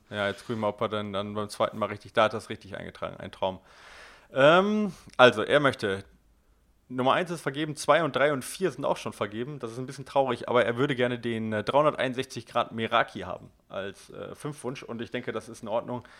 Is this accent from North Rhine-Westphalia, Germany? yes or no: yes; Ruhr area, North Rhine-Westphalia, Germany; direkt bei mir um die Ecke, wo ich geboren bin